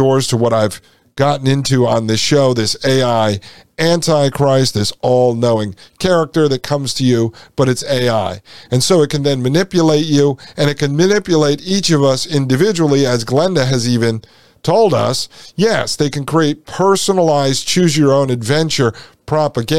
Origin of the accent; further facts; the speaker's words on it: United States; Here in the United States, we used to celebrate our heritage under the banner of the American flag